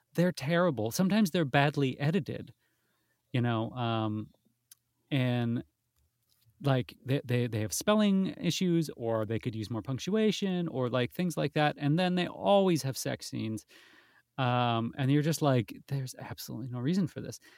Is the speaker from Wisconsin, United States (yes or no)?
yes; Wisconsin, United States; moved away as an adult; now in London, United Kingdom; I'm from Wisconsin originally